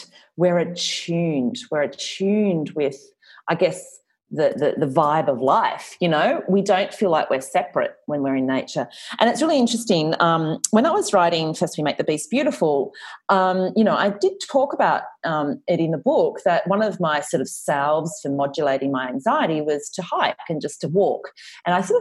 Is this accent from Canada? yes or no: no; Australia; I am clearly Australian, but I spent a lot of time in the States